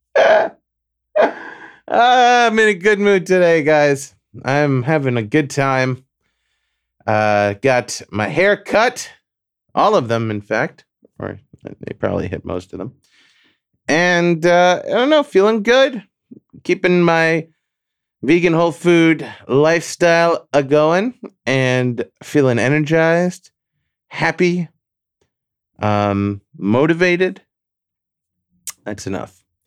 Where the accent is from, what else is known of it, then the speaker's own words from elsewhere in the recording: New York City, New York, United States; moved away; also born or lived in Long Beach, Long Island; where I was born and spent my formative years in Flushing Meadows, New York